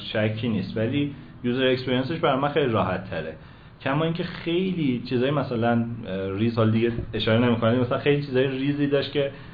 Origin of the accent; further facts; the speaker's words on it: Tehran, Tehran Province, Iran; متولد تهران 18 شهریور 63